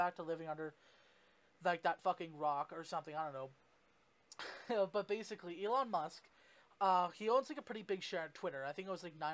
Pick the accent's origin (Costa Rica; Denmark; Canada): Canada; I'm Canadian